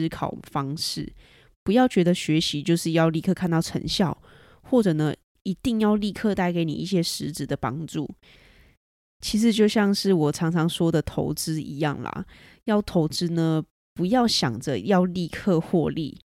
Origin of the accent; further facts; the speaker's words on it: Taiwan; 英文非常台湾国语，然后英文能力相当差的一位台湾学生